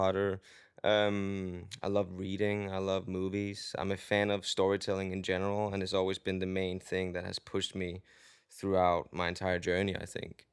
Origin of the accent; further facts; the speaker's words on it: Denmark; English is a second language; moved away as an adult; also born or lived in London; now in Los Angeles, United States; I am from Denmark